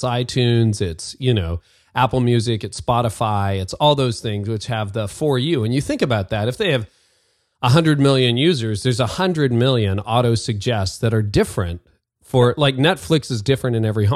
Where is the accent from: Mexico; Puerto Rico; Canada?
Canada; I'm Canadian